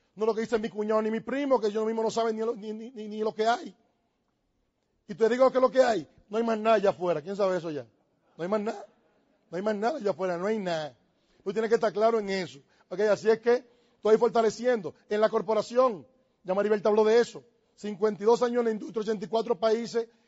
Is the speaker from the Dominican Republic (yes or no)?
yes; Dominican Republic; Yo tengo que estar pensando si yo soy dominicano. Yo soy dominicano